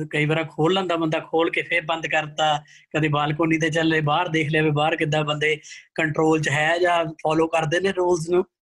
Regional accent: Canada; ਮੈਂ ਕੈਨੇਡਾ ਦਾ ਮੁੰਡਾ

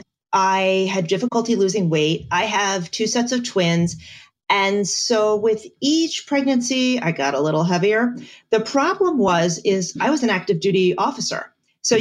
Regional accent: Bethlehem, Pennsylvania, United States; moved away as an adult; also born or lived in Augusta, Georgia; I am from Bethlehem.

